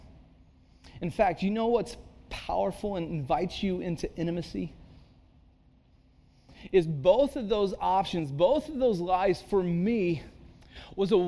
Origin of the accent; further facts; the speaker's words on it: Santa Cruz, California, United States; moved away as an adult; also born or lived in Texas / Chicago; I grew up in Santa Cruz